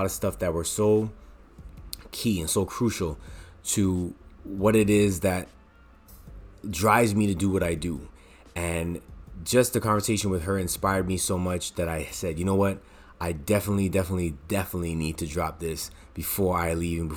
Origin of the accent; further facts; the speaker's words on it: Toronto, Ontario, Canada; moved away as an adult; now in Montreal, Canada; I was born in Montreal, Quebec. I moved when I was 3 years old to Toronto, lived here for 20 years, and I moved back in 2008.